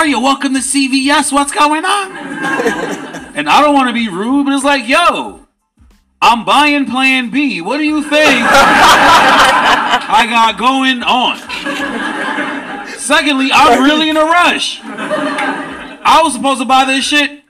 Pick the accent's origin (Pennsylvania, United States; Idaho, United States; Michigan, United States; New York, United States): New York, United States; New York City; now in Los Angeles, United States; I'm a New Yorker